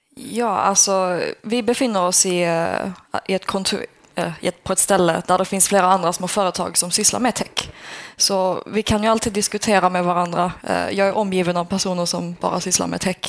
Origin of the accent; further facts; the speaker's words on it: Skåne, Sweden; now in Luleå, Sweden; Jag är skåning